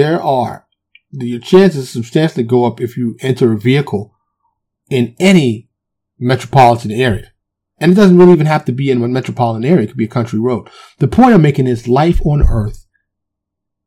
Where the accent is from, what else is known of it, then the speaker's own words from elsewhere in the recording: New York City, New York, United States; now in Texas, United States; I'm from New York, even though I live in Texas now, born and raised in New York, specifically Harlem and the Bronx